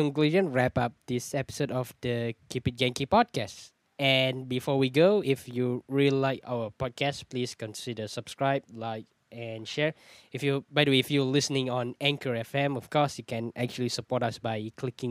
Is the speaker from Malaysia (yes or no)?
yes; Malaysia; I'm from Malaysia